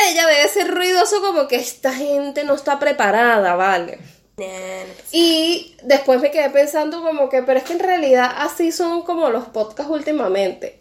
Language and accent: Spanish; Venezuela; now in Argentina; de venezolanos